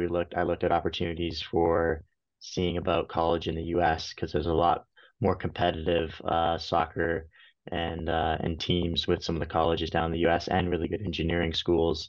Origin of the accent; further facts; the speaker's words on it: Canada; moved away as an adult; also born or lived in United States; work in the US as a Canadian